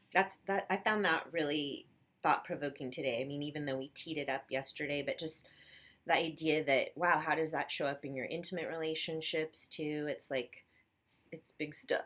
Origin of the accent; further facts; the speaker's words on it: Portland, Oregon, United States; I'm from Portland, Oregon, which uh-huh. is such a, it's rainy there 10 months a year